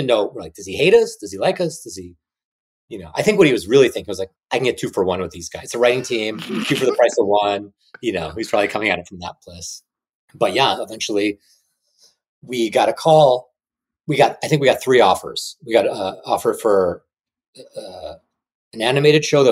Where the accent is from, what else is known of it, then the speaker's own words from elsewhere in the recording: Chicago, Illinois, United States; also born or lived in Kyiv, Ukraine; I was from Chicago